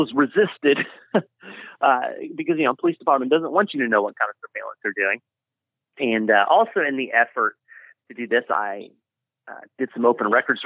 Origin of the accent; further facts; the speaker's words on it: Lexington, Kentucky, United States; moved away as an adult; Lexington is my former hometown. I guess I grew up in Lexington, and up until about December, I lived there